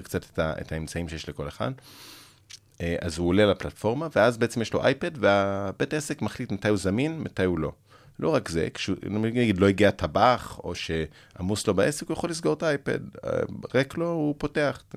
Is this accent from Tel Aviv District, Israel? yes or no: no; Jerusalem, Jerusalem District, Israel; born or raised there; also born or lived in United States